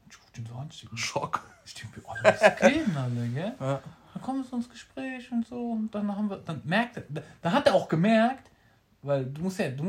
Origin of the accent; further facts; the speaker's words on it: Frankfurt, Hesse, Germany; Und ich muss echt sagen, komm, wir kommen beide aus Frankfurt.